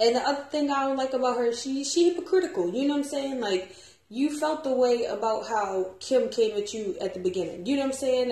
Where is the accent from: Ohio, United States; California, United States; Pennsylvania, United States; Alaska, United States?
Pennsylvania, United States; Philadelphia; I'm from Philly too